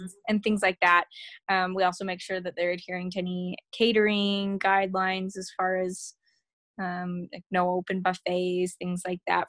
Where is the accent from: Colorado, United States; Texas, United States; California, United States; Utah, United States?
Utah, United States; I grew up in Utah County